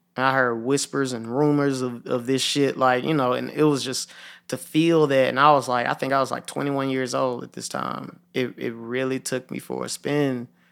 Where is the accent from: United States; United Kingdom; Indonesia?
United States; Memphis, Tennessee; I grew up in Hickory Hill, and I watched my whole neighborhood change